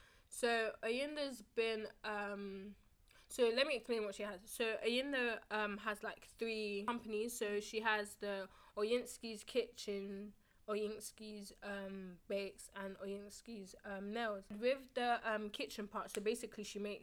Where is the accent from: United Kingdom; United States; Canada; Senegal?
United Kingdom; London; in the UK and in London, well, London specifically